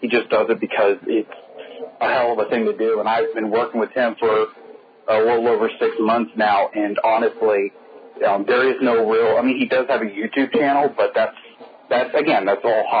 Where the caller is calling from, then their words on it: Florida, United States; I'm calling from Florida.